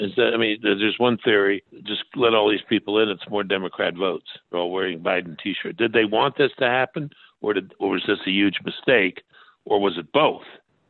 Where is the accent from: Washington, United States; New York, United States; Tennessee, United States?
New York, United States; also born or lived in Texas; now in North Carolina, United States; I'm from New York.